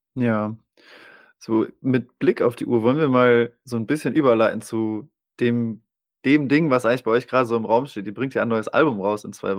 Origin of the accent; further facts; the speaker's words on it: Germany; now in Osnabrück, Germany; Ich komme ja hier aus der Gegend, ähm, ja. ich wohne in Osnabrück